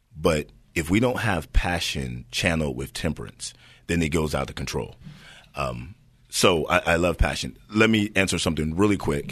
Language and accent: English; Hayward, California, United States; Born and raised in Hayward